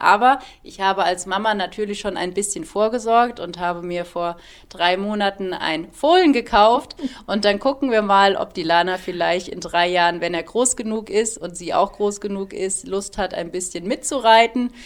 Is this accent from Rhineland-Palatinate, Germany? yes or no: no; Heppenheim, Hesse, Germany; moved away as an adult; also born or lived in Munich / Heidelberg area, Baden-Württemberg; now in Hopfen am See, Germany; Ich komme gebürtig aus Hessen. Ich bin wirklich eine waschechte Hessin, bin da geboren und habe dort auch 25 Jahre gelebt